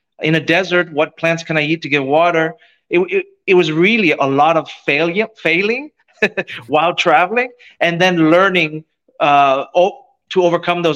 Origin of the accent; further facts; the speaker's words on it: Youngstown, Ohio, United States; moved away; I grew up in Youngstown, Ohio, kind of a steel town in the Rust Belt.